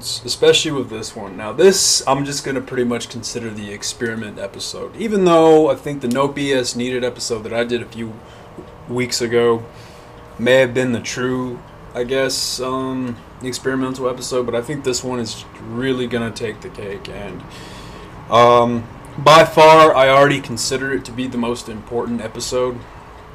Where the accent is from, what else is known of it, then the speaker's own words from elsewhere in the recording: Hobbs, New Mexico, United States; moved away; my hometown of Hobbs